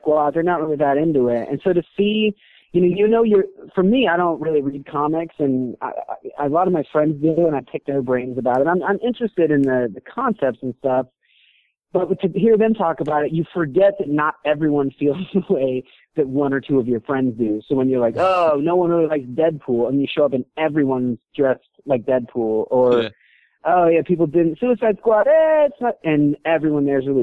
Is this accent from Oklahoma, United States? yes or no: no; Reno, Nevada, United States; moved away; also born or lived in San Diego; And I grew up in Reno